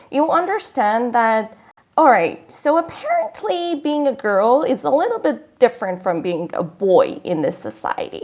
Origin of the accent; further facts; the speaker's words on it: Shiraz, Fars, Iran; moved away; growing up in Iran